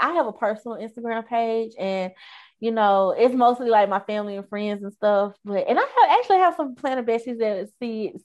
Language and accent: English; Hattiesburg, Mississippi, United States; in Mississippi, people here, like where I'm from, Hattiesburg, is very family oriented